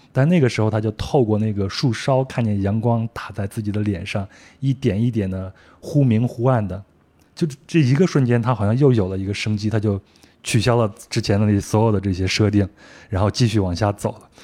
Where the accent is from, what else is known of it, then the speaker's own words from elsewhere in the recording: Henan, China; 我老家在河南